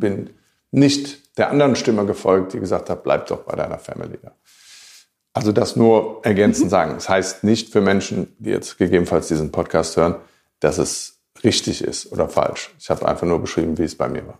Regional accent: Germany; ich war trotzdem der einzige und erste Deutsche

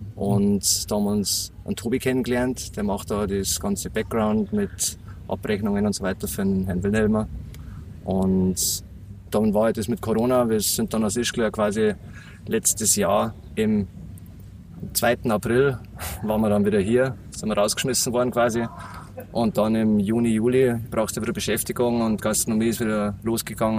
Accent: Berchtesgaden, Bavaria, Germany; accent: Bavarian; moved away; der kommt vom Bayerischen. Ich komme aus Berchtesgaden, eigentlich vom wunderschönen Königssee. Mhm. Und da durfte ich halt aufwachsen.

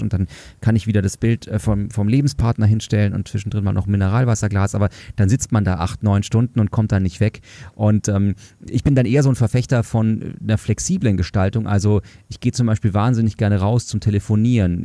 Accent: Munich, Bavaria, Germany; ich komme aus München

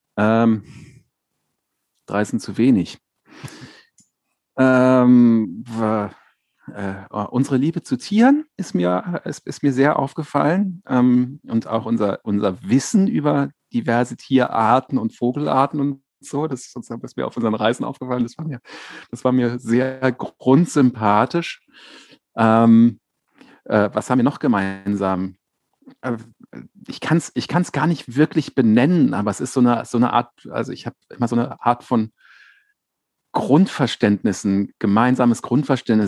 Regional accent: Berlin, Germany; moved away as an adult; also born or lived in Dinkelsbühl, Franconia; now in Potsdam, Germany; ich bin in Berlin aufgewachsen, Berlin-Lichterfelde

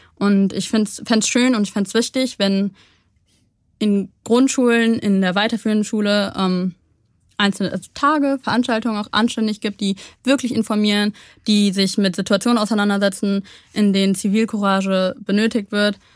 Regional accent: Cologne, North Rhine-Westphalia, Germany; first language German; Deutschland oder Köln ist meine Heimat

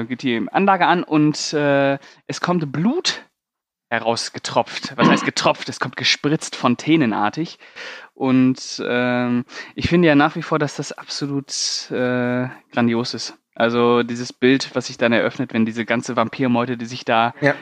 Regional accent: Paderborn, North Rhine-Westphalia, Germany; moved away; bei uns in Paderborn gab es einen Laden, also wo ich noch in Paderborn gelebt habe

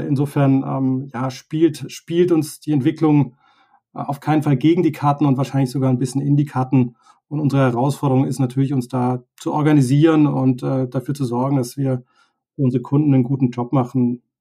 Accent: Tübingen, Baden-Württemberg, Germany; wir kommen beide aus Süddeutschland, aus Tübingen

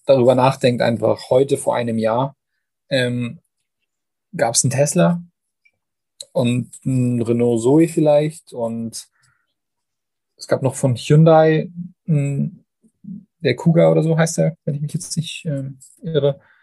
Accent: Canada; moved away; gebürtiger Kanadier

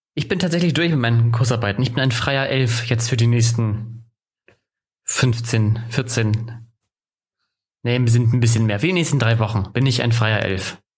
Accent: Northern Germany, Germany; now in Ansbach, Germany; da oute ich mich ja sofort als Norddeutscher

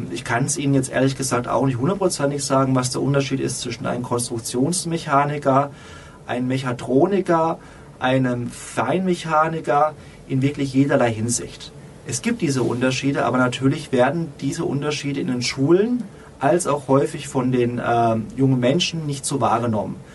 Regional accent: Odenwald, Germany; Tatsächlich komme ich aus dem Ohnwald, einer sehr ländlichen Region, so zwischen Frankfurt und Mannheim

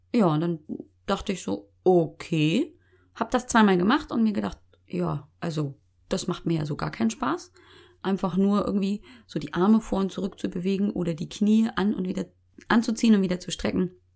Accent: Munich, Bavaria, Germany; accent: Bavarian; Geboren, aufgewachsen, original Münchner Kindel

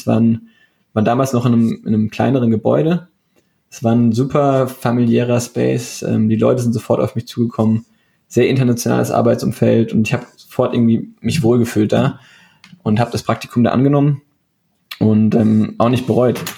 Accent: Darmstadt, Hesse, Germany; also ich ich bin hier sogar in Darmstadt aufgewachsen, wo ich jetzt auch arbeite.

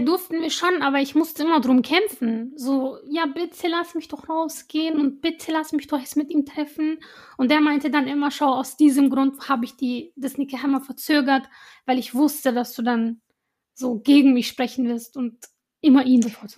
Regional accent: Iraq; moved away; ich war zum Beispiel für eine Weile in Irak, in meinem Heimatland

